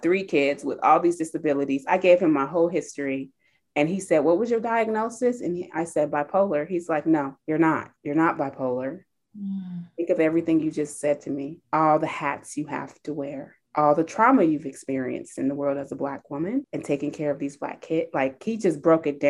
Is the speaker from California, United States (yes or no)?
yes; California, United States; moved away; also born or lived in Naperville, Illinois; I grew up in California